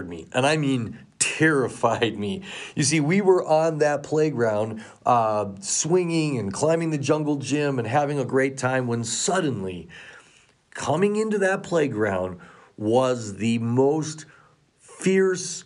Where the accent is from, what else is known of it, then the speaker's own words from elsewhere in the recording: Colorado, United States; moved away; I grew up here in Colorado. I've been so excited to be back here again and raising my own son here